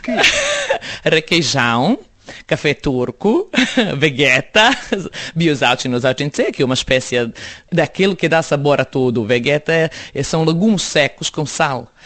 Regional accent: Belgrade, Serbia; Portuguese is a second language; moved away as an adult; also born or lived in Bosnia / Jajce / Sarajevo; now in Portugal; Cresci em Belgrado e voltámos para a casa dos meus pais

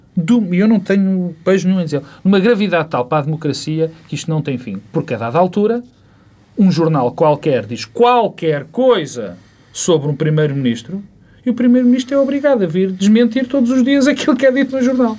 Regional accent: Portugal; como português e como pessoa comum

